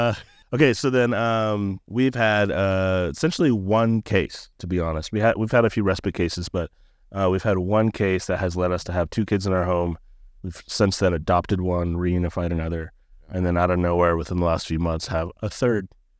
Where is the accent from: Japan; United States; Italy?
Japan; I am a Navy brat, actually. My dad was in the Navy 24 years. So I grew up in Japan, of all places.